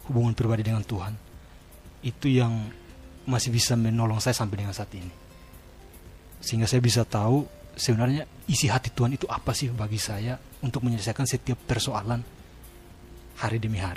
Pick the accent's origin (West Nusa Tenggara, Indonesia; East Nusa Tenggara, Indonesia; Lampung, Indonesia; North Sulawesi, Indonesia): East Nusa Tenggara, Indonesia; Kupang; saya kan dari Kupang jadi apa kultur maupun atmosfer belajar di sana ada beda dengan di sini